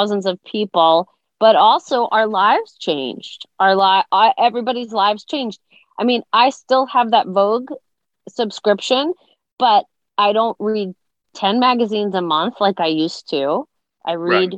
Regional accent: Long Island, New York, United States; we grew up on Long Island.

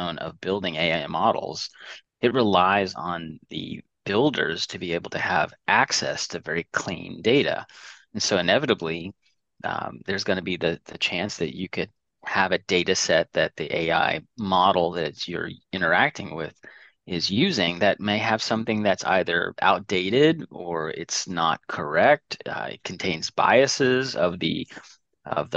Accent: Dallas, Texas, United States; also born or lived in Indiana; I'm Dallas, Texas. I was born in Indiana, of all places, but moved here when I was three

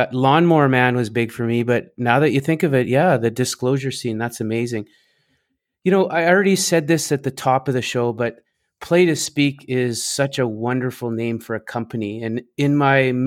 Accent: Canada; I come from Canada, so I have a little bit of French, but it's pretty rusty.

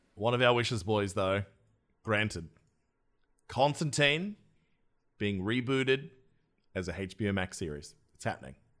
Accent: Australia; my home country of Australia.

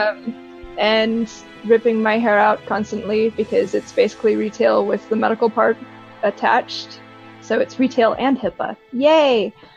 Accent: Colorado, United States; I'm from Colorado

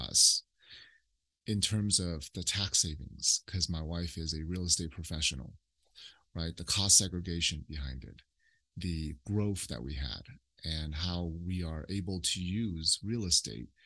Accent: Oakland, California, United States; We grew up in Oakland.

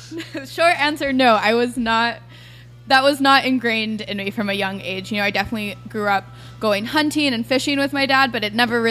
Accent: South Texas, United States; moved away as an adult; now in New Orleans, United States; I grew up in South Texas, very much on the border of Mexico, about 45 minutes north of South Padre Island, so just about as far south as you can go. And I came to New Orleans a little over 5 years ago.

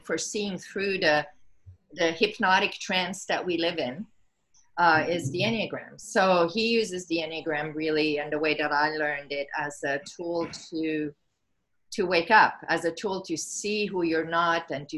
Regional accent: Switzerland; moved away as an adult; also born or lived in California; now in Maui, United States; I was born and raised in Switzerland

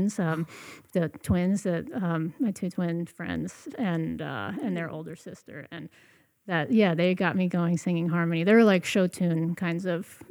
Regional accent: Ocean Grove, New Jersey, United States; now in West Marin, United States; I was born in New Jersey and grew up in New Jersey

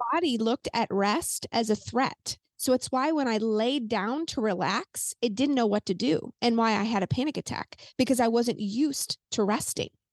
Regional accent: Saint Peters, Missouri, United States; I'm in Missouri, and I grew up in Saint Peter's, just a suburb of Saint Louis

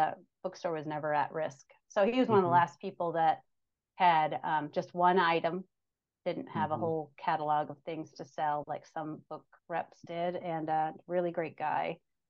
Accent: South Bend, Indiana, United States; now in Westfield, United States; I grew up in South Bend, Indiana, and I graduated from IU.

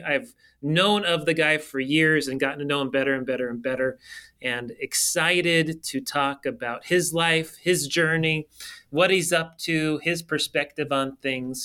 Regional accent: California, United States; I grew up in Cali.

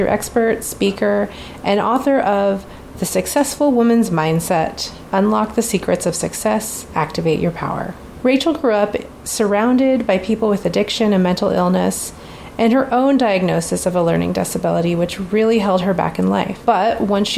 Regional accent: Alaska, United States; now in Pacific Northwest, United States; I'm from Alaska

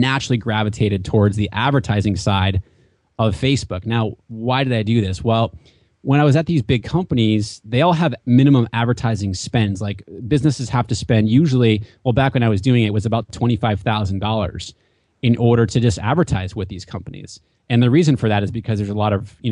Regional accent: New Hampshire, United States; moved away as an adult; also born or lived in Washington, D.C. / West Coast; now in Southern California, United States; I grew up in New Hampshire, mm-hmm. and there is 16 miles of coastline in New Hampshire, and I was lucky enough to grow up on the coastline in New Hampshire

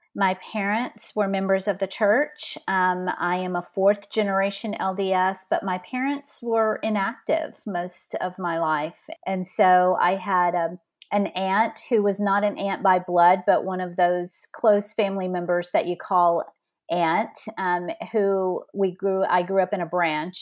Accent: north of Beaumont, Southeast Texas, United States; also born or lived in California; now in Colleyville, Texas, United States; I grew up in, um, small town in Southeast Texas, north of Beaumont, just a few minutes from Louisiana

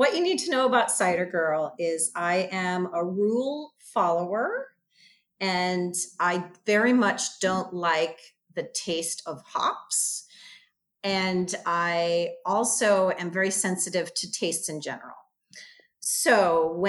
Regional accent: United States; I was an American girl

